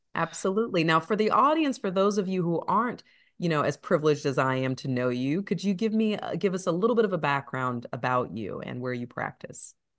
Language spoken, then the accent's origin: English; Ohio, United States; now in Atlanta, United States; I'm from Ohio